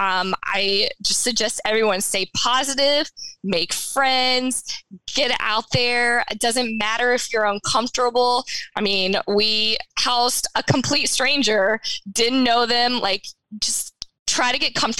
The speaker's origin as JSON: {"language": "English", "region": "North Carolina", "country": "United States", "said": "we're from North Carolina"}